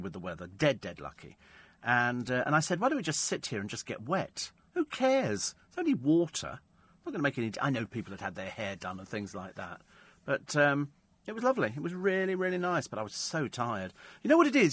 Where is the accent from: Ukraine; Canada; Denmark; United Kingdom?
United Kingdom; Because we're British. We're British.